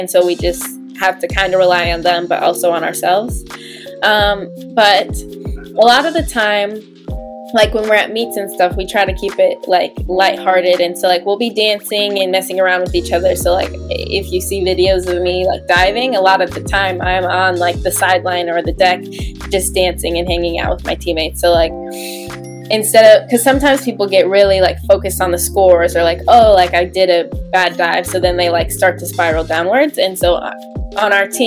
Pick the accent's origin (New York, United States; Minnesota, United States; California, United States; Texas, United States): Minnesota, United States; I'm from Minnesota, so like, we swim in lakes all the time